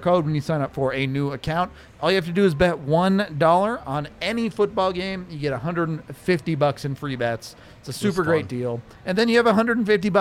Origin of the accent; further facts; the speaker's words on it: Colorado, United States; also born or lived in Texas; I was born in Texas, but I moved to Colorado when I was one